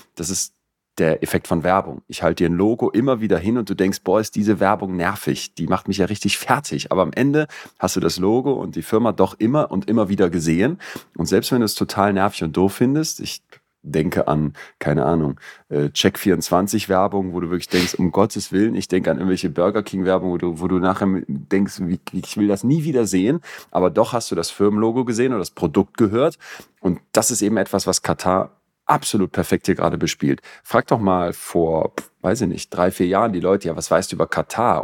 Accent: Solingen, North Rhine-Westphalia, Germany; als wir so 15 waren und so Pubertisten in Solingen, wo ich aufgewachsen bin

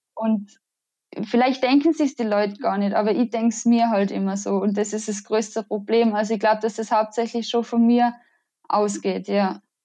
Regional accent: Innsbruck, Tyrol, Austria; ich komme aus Innsbruck. Das ist in Österreich.

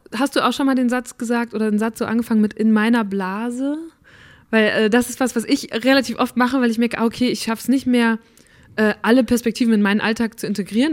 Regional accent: North Rhine-Westphalia, Germany; in NRW, wo ich aufgewachsen bin, also wirklich so richtiger Westen

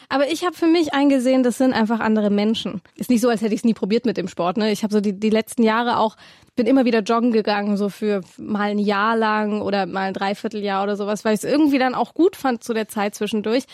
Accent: Swabia, Baden-Württemberg, Germany; ich komme ja aus Schwaben

